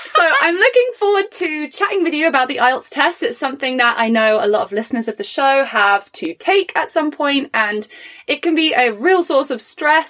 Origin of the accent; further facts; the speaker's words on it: England, United Kingdom; first language English; now in Canada; I was born and raised in England, and I have an English degree.